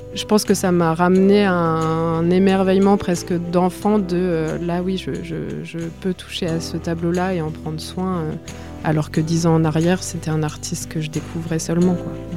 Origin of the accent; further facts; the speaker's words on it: Bourges, Centre-Val de Loire, France; quand on a grandi à Bourges